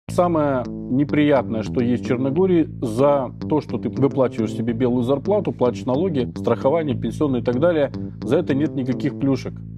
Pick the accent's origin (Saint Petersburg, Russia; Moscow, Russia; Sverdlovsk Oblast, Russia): Saint Petersburg, Russia; moved away as an adult; now in Budva, Montenegro; в Питере, я из Питера